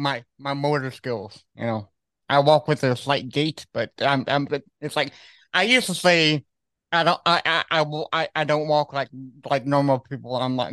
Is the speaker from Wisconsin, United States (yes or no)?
no; Austin, Texas, United States; born there; So it's I find amazing that you live in Dallas because I was born in Austin, Texas.